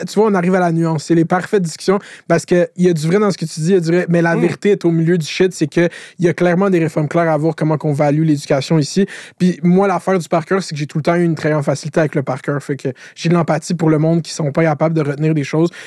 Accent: Laval, Quebec, Canada; je viens de Laval. Laval, c'est une ville d'autoroute. J'habite à côté de la 15.

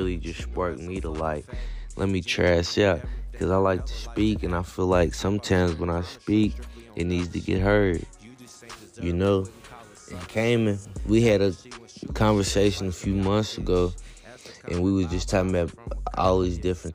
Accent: Louisville, Kentucky, United States; I'm from Louisville

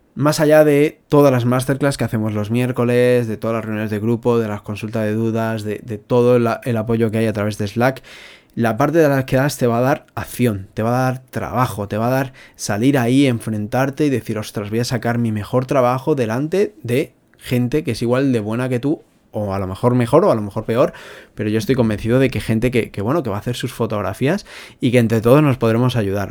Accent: Spain; somos españoles, somos latinos

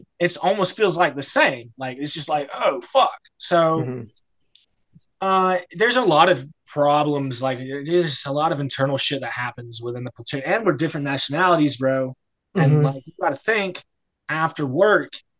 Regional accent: United States; moved away as an adult; now in France; I am American, so I'm in France

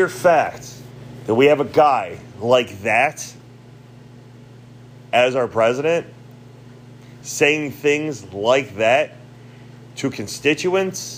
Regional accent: United States; I am an American. I'm an American citizen

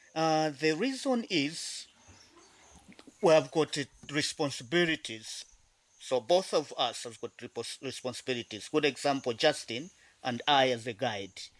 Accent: South Luangwa Valley, Eastern Province, Zambia; I was born and grew up in this area

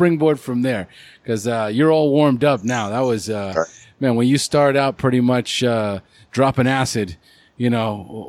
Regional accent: California, United States; I'm from California

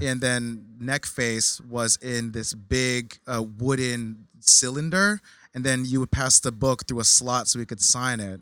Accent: New Jersey, United States; I grew up in Jersey.

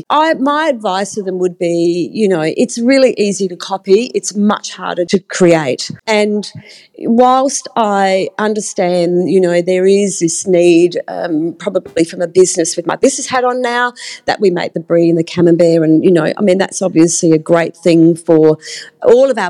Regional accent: Australia; just thinking up a cheese that I'm Australian, that I invented.

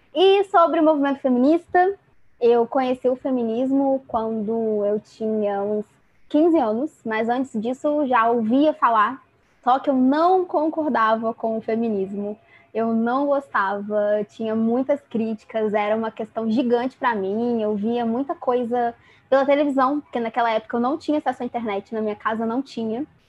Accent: interior of Rio de Janeiro, Brazil; eu sou do Rio de Janeiro, do interior do Rio de Janeiro.

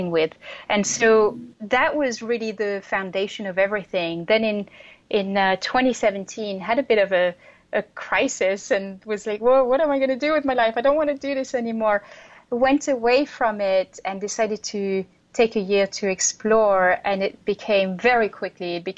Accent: France; moved away as an adult; also born or lived in Europe / Asia / United States; now in Brooklyn, United States; So originally I'm from France, and I moved around a lot from the time I was 18.

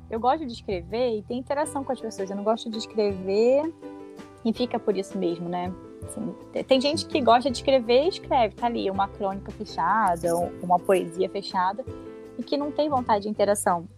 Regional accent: Rio de Janeiro, Brazil; moved away as an adult; also born or lived in Baixada Fluminense / Belém / Brasília; eu sou do Rio, sou carioca

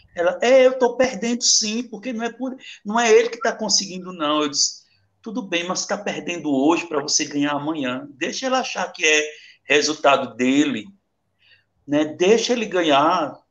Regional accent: Itaquitinga, Pernambuco, Brazil; also born or lived in Vila do Socorro; eu sou de Itaquaritinga, do norte, eu moro, minha família é, mora aqui em Vila do Socorro

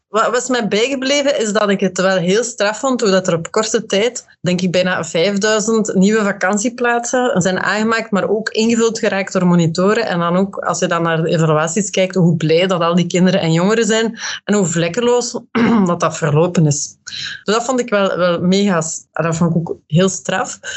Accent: Westerlo, Flanders, Belgium; moved away as an adult; now in Brussels, Belgium; ik woon ondertussen 23 jaar in Brussel en ik ben afkomstig van Westerlo, uit, uit de Kempen

